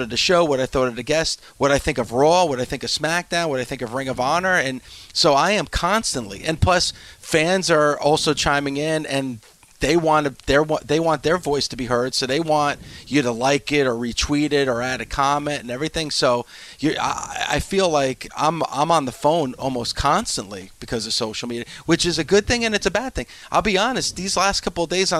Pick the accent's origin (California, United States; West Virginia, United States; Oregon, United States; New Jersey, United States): New Jersey, United States; I grew up in New Jersey